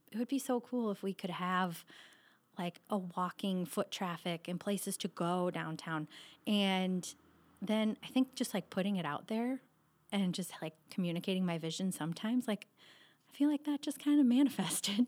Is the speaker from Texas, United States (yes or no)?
no; Cascade, Iowa, United States; I am born and raised here in Cascade, which is in the eastern part of Iowa.